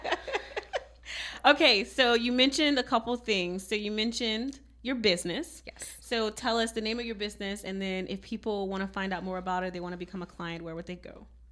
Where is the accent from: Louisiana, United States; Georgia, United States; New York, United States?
Louisiana, United States; Cajun country; I'm from Cajun country